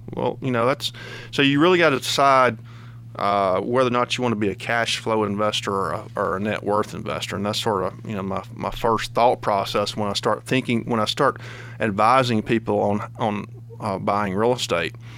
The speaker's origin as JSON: {"language": "English", "town": "Kosciusko", "region": "Mississippi", "country": "United States", "tie": "born or raised there", "moved": "yes", "lives_now": "Georgia, United States", "said": "when I was growing up in Mississippi"}